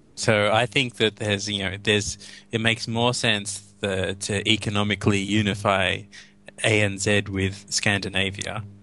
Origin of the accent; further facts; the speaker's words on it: Australia; I'm speaking as an Australian